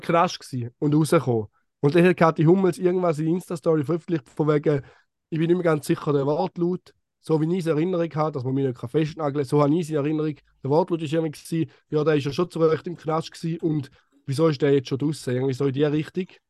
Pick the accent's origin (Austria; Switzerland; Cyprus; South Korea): Switzerland; Eastern Switzerland; aus der Ostschweiz, aus meinem Heimatland.